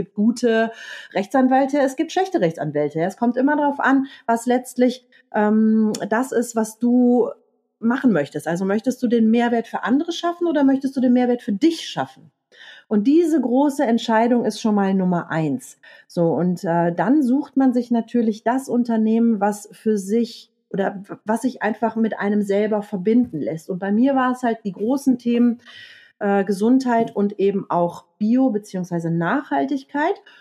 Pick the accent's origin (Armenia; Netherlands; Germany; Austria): Germany; Rhineland; Ich bin Rheinländerin, mein Herz liegt auf der Zunge. Ich habe es dann in Franken Gott sei Dank nicht ausgesprochen.